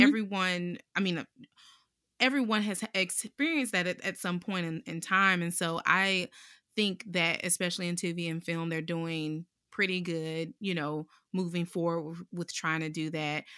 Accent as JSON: {"language": "English", "town": "Durham", "region": "North Carolina", "country": "United States", "tie": "born or raised there", "said": "born and raised in North Carolina, Durham specifically"}